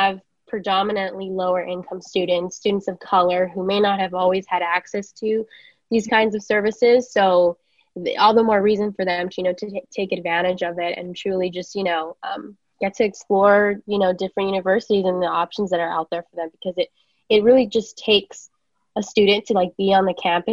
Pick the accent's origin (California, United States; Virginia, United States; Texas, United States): California, United States; Los Angeles; I grew up in East LA.